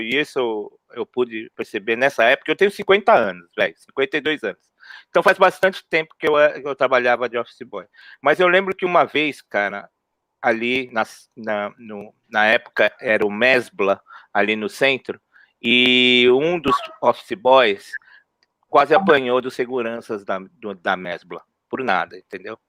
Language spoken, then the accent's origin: Portuguese; São Paulo, Brazil; eu cresci na Zona Norte ali, né? No Peri, no Mandaqui